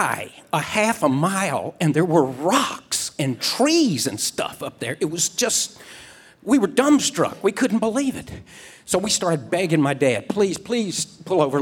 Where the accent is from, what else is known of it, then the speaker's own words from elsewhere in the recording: Mississippi Gulf Coast, United States; I grew up on the Mississippi Gulf Coast, which is really marshy and like mud puddle flat.